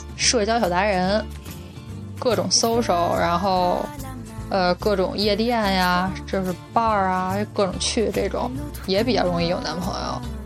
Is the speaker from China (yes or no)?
yes; Beijing, China; moved away; 我们北京人